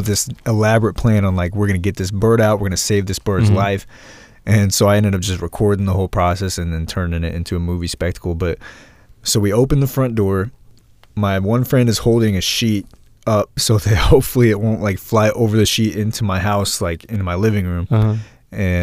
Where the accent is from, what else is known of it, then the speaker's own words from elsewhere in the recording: Vandalia, United States; my house growing up in Vandalia